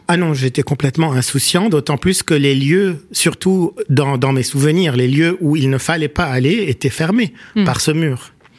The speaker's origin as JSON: {"language": "French", "town": "Beirut", "region": "Beirut Governorate", "country": "Lebanon", "tie": "born or raised there", "also_born_or_lived": "Paris, France", "moved": "as an adult", "said": "j'ai grandi à Achrafieh, dans la partie est de Beyrouth pendant la guerre"}